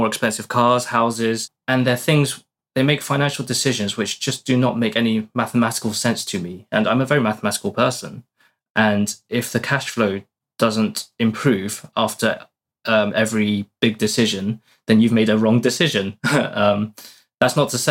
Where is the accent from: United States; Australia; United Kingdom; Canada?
United Kingdom; moved away as an adult; now in Portugal; studied in the UK for my whole life, as you can probably tell by my accent.